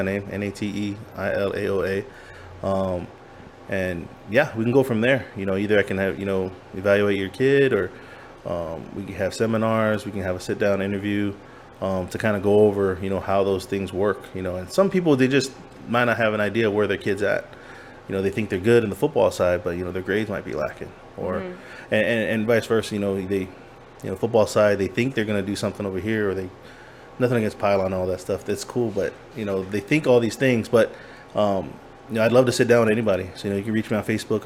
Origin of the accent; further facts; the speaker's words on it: California, United States; moved away; also born or lived in Virginia / Hawaii; I grew up in California.